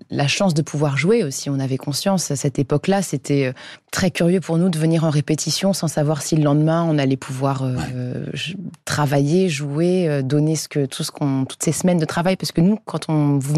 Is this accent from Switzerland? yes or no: no; Paris, Île-de-France, France; je suis parisienne